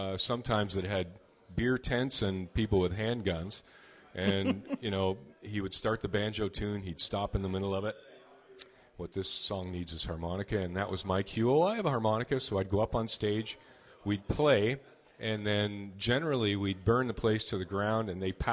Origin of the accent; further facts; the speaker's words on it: Sarnia, Ontario, Canada; I grew up in Sarnia, Ontario